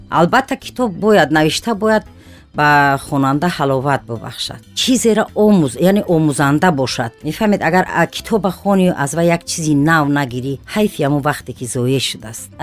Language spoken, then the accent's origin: Tajik; Guliston state farm, Kolkhozobod district, Khatlon, Tajikistan; first language Tajik; also born or lived in Qurghonteppa; дар шаҳри қурғонтепа ба дунё омадаем э, дар синни чорсолагӣ ба хоҷагии гулистони ноҳияи калхозободум ва хозира ба номи ҷалолиддини балхӣ кӯчида рафтем ва мактаби миёнаро ман дар ҳамун савхози гулистон хатм кардам